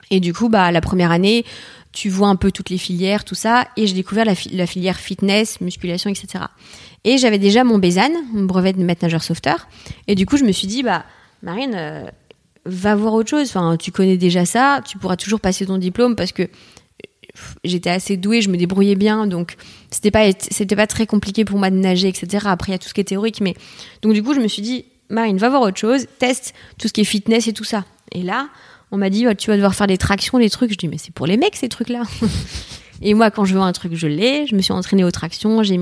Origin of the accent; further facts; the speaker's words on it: Martinique; moved away as an adult; now in Paris, France; je suis née à Paris t'es née à Paris ok mais j'étais vivre après 6 ans en Martinique